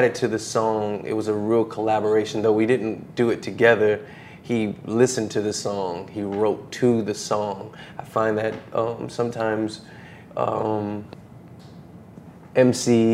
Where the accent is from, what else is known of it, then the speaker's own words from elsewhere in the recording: New Orleans, Louisiana, United States; I'm from New Orleans